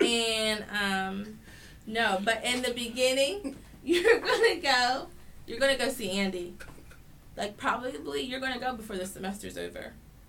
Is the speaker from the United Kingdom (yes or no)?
yes; England, United Kingdom; Okay, whatever, I'm English, so.